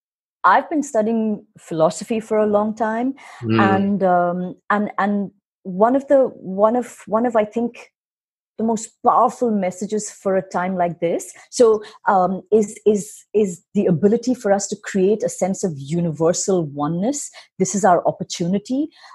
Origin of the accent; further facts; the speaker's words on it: India; you're American, I'm Indian.